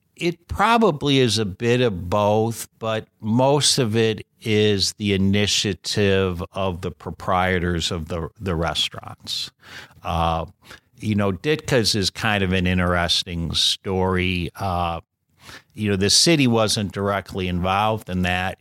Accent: Riverside, Illinois, United States; now in Wheaton, United States; I grew up in Riverside

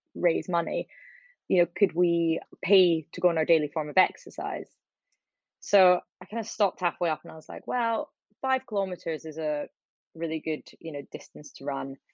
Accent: Edinburgh, Scotland, United Kingdom; moved away as an adult; also born or lived in Leeds / London; I grew up in Edinburgh

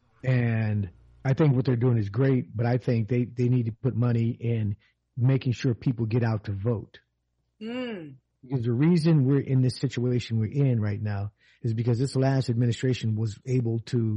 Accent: Southern California, United States; moved away; I grew up in Southern California, where there is really no cold weather

